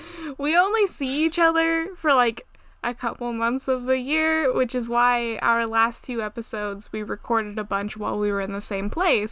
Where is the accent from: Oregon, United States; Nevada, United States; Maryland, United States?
Oregon, United States; a small town east of Portland; when people would ask me where I'm from, I would say, oh, you know, like a small town sort of east of Portland.